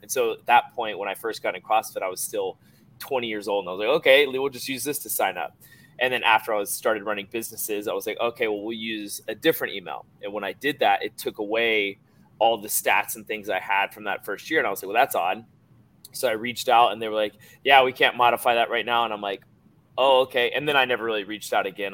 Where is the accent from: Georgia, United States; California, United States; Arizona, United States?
Georgia, United States; grew up in Georgia, about probably 15 minutes from here.